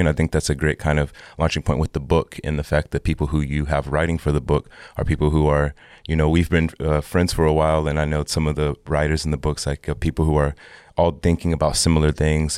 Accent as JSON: {"language": "English", "region": "Texas", "country": "United States", "tie": "born or raised there", "also_born_or_lived": "Oklahoma", "said": "I grew up in Texas, and part of my youth, I also grew up in Oklahoma"}